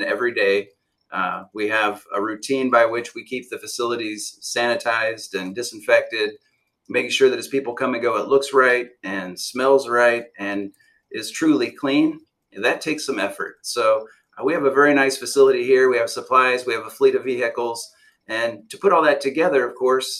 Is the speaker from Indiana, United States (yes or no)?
yes; Fort Wayne, Indiana, United States; moved away as an adult; now in Southwest Florida, United States; I grew up in Indiana. I came from the north as well. Yeah. Grew up in Fort Wayne